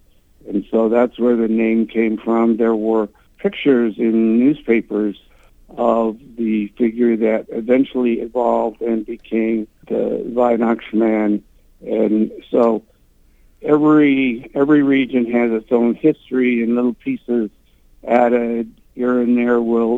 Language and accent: English; Utah, United States; I grew up in Utah in a Catholic family